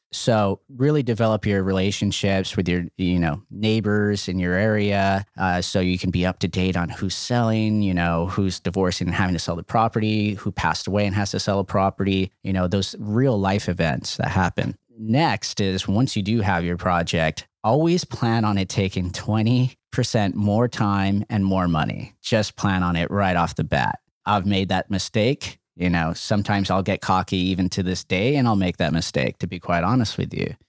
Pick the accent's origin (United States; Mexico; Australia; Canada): United States; Los Angeles, California; we grew up in El Sereno, uh, which is now a very hot market in Los Angeles